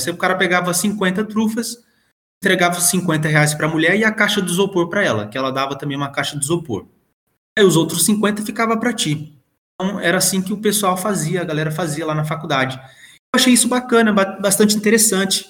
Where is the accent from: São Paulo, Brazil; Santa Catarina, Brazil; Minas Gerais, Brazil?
São Paulo, Brazil; also born or lived in João Pessoa, Paraíba; now in Passo Fundo, Brazil; Então eu nasci em João Pessoa, mas praticamente eu, eu me criei em São Paulo, né? Alguns anos lá.